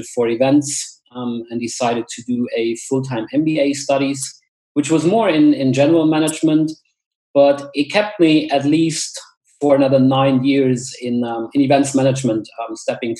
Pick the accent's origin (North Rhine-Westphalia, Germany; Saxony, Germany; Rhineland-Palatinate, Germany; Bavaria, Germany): Rhineland-Palatinate, Germany; village near Koblenz; moved away as an adult; now in Munich, Germany; I grew up in a super small village, I would say, somewhere in a western forest close to Koblenz in the River Rhine Valley